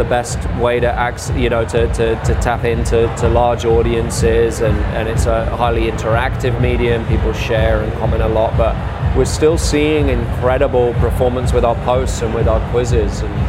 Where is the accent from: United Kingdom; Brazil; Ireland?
United Kingdom; England; now in United States; as an Englishman